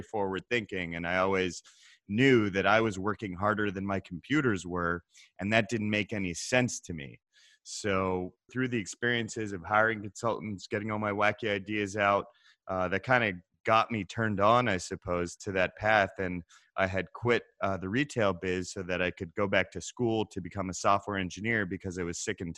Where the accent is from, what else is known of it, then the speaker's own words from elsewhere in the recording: England, United Kingdom; accent: English; You can probably tell from my English accent that it's my native tongue, though.